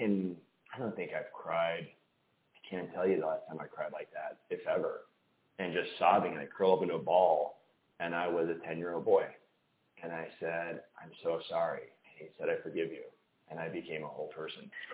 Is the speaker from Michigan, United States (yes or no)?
yes; Detroit, Michigan, United States; I grew up in Detroit. I moved to the suburbs with my family.